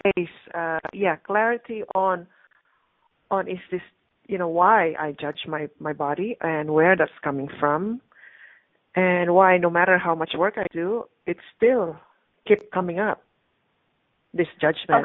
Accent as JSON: {"language": "English", "country": "Canada", "moved": "yes", "lives_now": "Beirut, Lebanon", "said": "I'm in Lebanon, but I'm actually from Canada. I'm Canadian"}